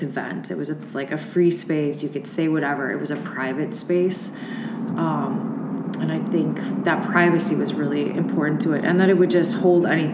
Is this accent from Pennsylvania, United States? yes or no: no; Chicago southwest suburbs, Illinois, United States; moved away as an adult; also born or lived in Oxford, Ohio; I'm from Chicago, suburbs, southwest suburbs, which was like rural when I was young until like junior high, and then it became more of like a suburb